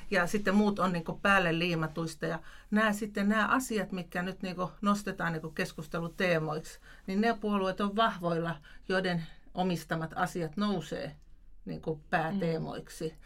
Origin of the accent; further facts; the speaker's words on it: Tampere, Pirkanmaa, Finland; now in Lapland, Finland; itse olen Tampereelta kotoisin